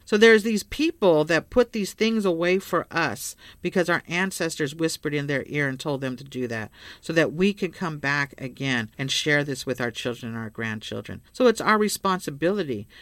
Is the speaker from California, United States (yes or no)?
yes; Bay Area, California, United States; I grew up in the Bay Area, went to, uh, went to public